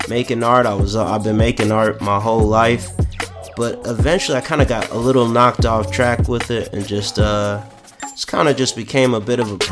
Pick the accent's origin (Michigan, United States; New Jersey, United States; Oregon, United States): New Jersey, United States; Plainfield; I'm from a city called Plainfield in New Jersey